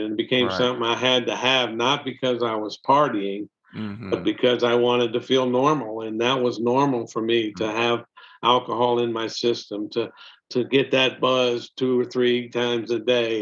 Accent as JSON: {"language": "English", "region": "Mississippi Gulf Coast", "country": "United States", "tie": "born or raised there", "also_born_or_lived": "Nashville, Tennessee", "moved": "as an adult", "said": "we made a decision to move back home to the Mississippi Gulf Coast in 2002."}